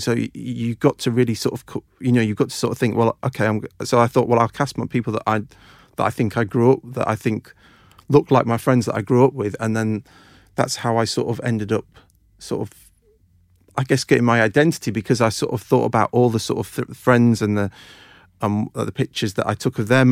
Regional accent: a small village near Doncaster, Yorkshire and the Humber, United Kingdom; moved away; I grew up in, um, a uh, n, uh, n, sort of small village near Doncaster in South Yorkshire

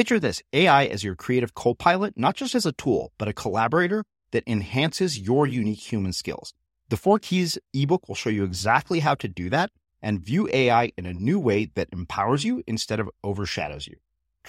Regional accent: India; despite being Indian, I think that when I read this book, I was surprised by how little I knew about Sikhism, despite having Sikh friends.

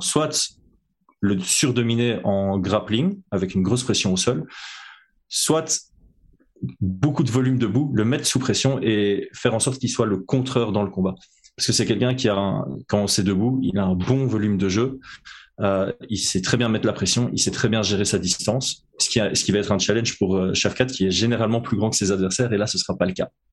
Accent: Belgium; je suis belge

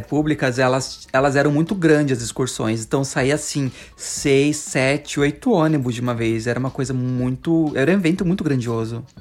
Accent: Paulista, São Paulo, Brazil; como um bom paulista

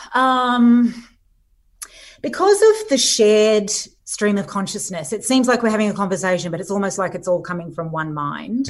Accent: Sydney, New South Wales, Australia; I live here. I grew up in Sydney.

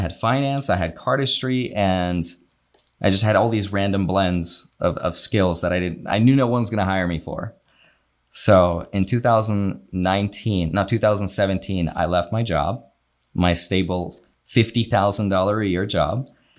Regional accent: Russia; English is a second language; now in United States; They're immigrants. So I came from Russia. I'm a circus kid. I used to travel with my parents.

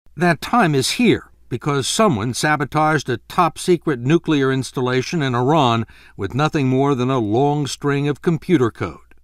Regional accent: Canada; now in United States; a Canadian immigrant to the United States

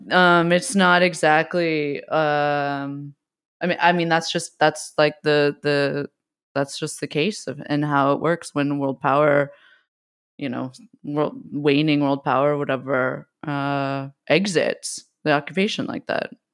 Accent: West Coast, United States; I also grew up, we grew up on the West Coast

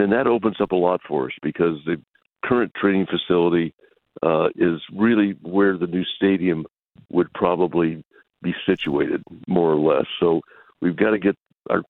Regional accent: West Texas, United States; I grew up primarily in West Texas

